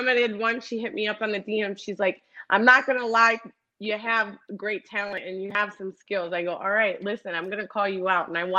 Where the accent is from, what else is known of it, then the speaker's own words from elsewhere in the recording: Cleveland, Ohio, United States; I was born and raised in Cleveland, Ohio